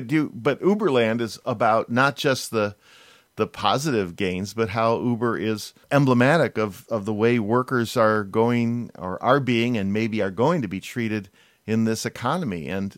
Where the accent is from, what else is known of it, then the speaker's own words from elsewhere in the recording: Midwest, United States; moved away as an adult; also born or lived in West Coast; Because I was born in the Midwest, but I hightailed it to the West Coast as soon as I could in college and never really looked back.